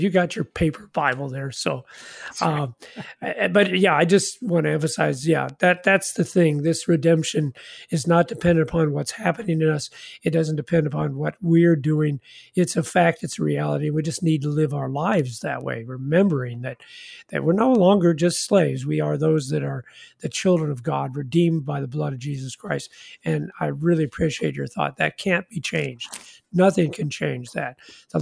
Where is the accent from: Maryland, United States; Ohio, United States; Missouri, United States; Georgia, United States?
Missouri, United States; Independence; I was born in Independence, Missouri.